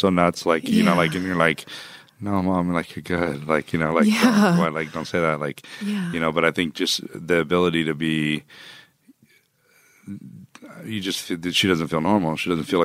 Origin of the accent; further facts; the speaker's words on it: Texas, United States; I was born in Texas